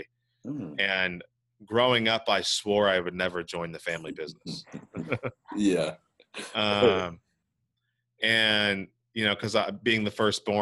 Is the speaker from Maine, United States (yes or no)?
no; Santa Cruz, California, United States; also born or lived in Hinesville, Georgia / Monterey, California; I've lived basically in the Monterey Bay area for my whole life, specifically Santa Cruz, California